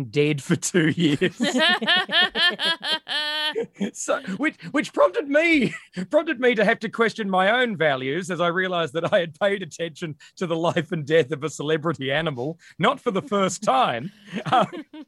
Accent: Australia; we're Australian

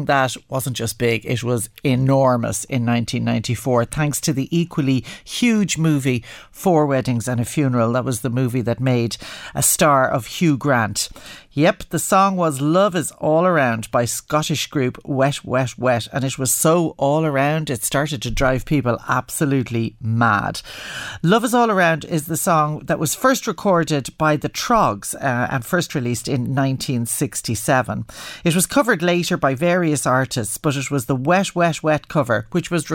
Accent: Ireland; as Irish people

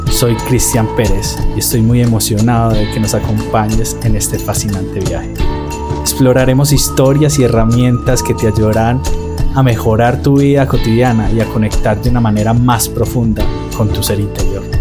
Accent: Medellín, Antioquia, Colombia; Soy el menor de tres hijos Nacimos y crecimos en un barrio popular de la ciudad de Medellín. Crecimos solo con mi madre.

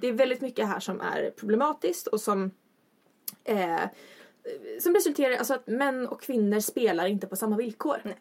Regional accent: Östersund, Jämtland, Sweden; now in Uppsala, Sweden; Jag kommer från Östersund jämte.

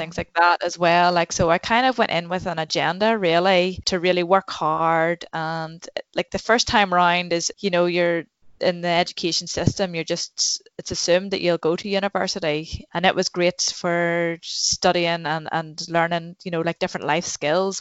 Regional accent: Newcastle, Northern Ireland, United Kingdom; I'm from Newcastle in County Down.

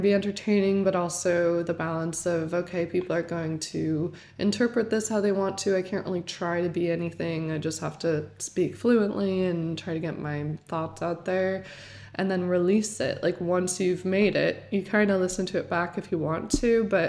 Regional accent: Weston, Connecticut, United States; also born or lived in Manhattan; I was born in Manhattan, moved to Weston, Connecticut, which is just such a small place

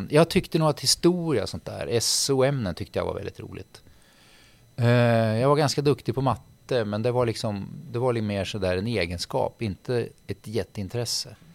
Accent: Gothenburg, Västra Götaland, Sweden; born there; då bodde de eller vi i Göteborg. Så jag är född i Göteborg.

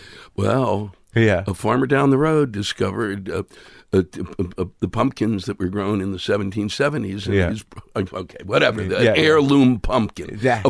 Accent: Silver Spring, Maryland, United States; Silver Spring, Maryland.

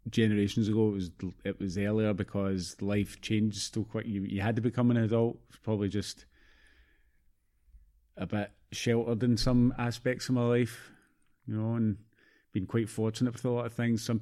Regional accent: Canada; And, like I've got family in Canada. Obviously, I'm Canadian

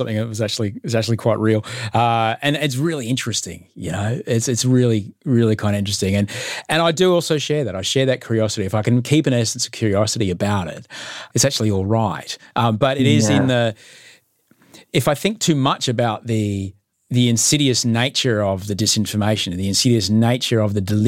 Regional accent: Queensland, Australia; I'm a Queenslander

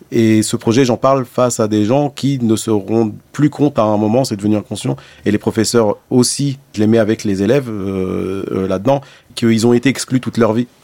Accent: Blida, Blida Province, Algeria; moved away; also born or lived in Bab El Oued, Algiers; c'est là où je suis né. Après, moi, j'ai grandi à Blida

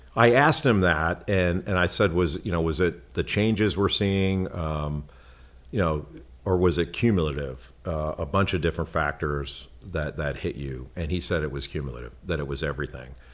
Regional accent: Los Angeles, California, United States; I grew up in Los Angeles

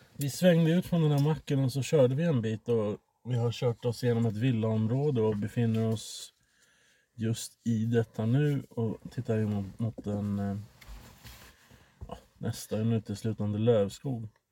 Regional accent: Sweden; mig som svensk

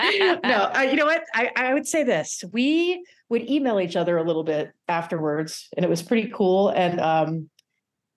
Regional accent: New York, United States; I was from New York.

